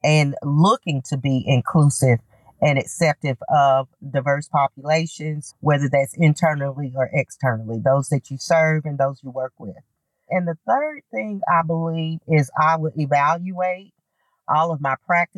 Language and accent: English; Knoxville, Tennessee, United States; being an African-American woman growing up in the South and in Knoxville